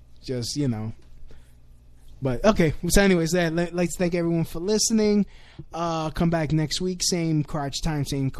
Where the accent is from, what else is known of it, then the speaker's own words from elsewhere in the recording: New York City, New York, United States; also born or lived in Lower East Side, New York; born and raised Williamsburg boy